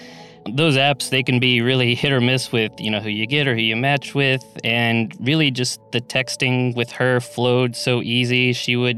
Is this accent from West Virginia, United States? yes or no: no; Waller, Texas, United States; now in Dallas, United States; my hometown would be Wallace, Texas, which is a little town outside of Houston